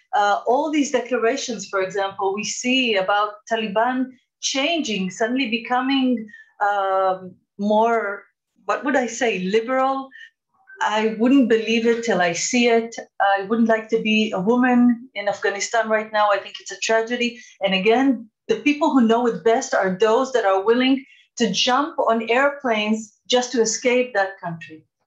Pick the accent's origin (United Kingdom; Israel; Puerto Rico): Israel; I am from Israel